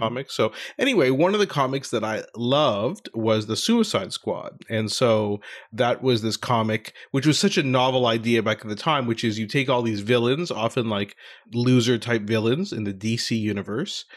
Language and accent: English; Ottawa, Ontario, Canada; my hometown of Ottawa.